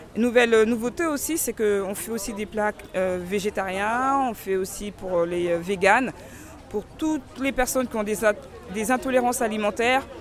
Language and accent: French; Côte d’Ivoire; now in France; je viens de la Côte d'Ivoire